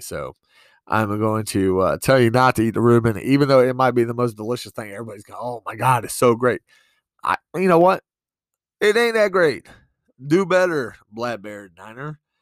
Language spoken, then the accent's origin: English; East Coast, United States; also born or lived in New York; now in Montana, United States; I'm from the East Coast, but I've lived in New York for a while.